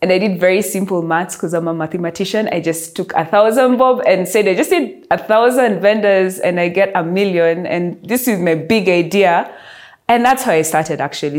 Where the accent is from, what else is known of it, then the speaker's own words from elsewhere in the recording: Nairobi, Kenya; I am from Nairobi